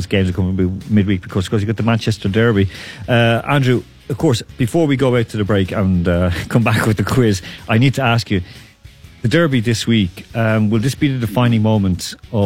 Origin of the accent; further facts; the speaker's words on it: Ireland; growing up in Ireland